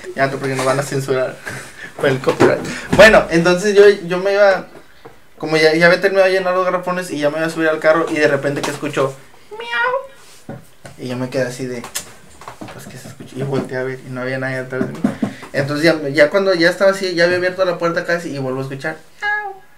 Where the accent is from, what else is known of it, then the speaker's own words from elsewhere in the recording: Reynosa, Tamaulipas, Mexico; nosotros somos de Reynosa y aquí en Reynosa Ah, llega a hacer mucho calor